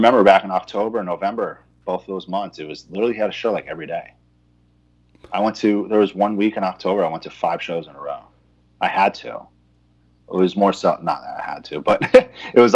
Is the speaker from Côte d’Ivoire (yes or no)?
no; New York, United States; also born or lived in Dallas; now in Austin, United States; I grew up in New York. Then I moved to Dallas.